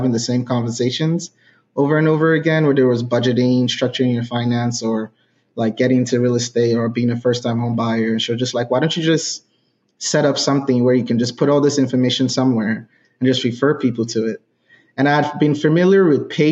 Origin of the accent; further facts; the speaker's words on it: Nigeria; moved away as an adult; now in United States; I grew up in Nigeria.